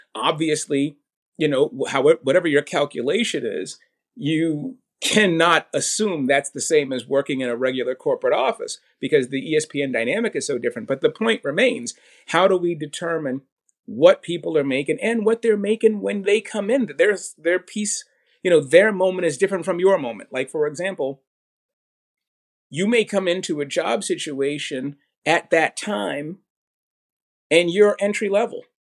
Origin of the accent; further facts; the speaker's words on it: Boston, Massachusetts, United States; I was born in Boston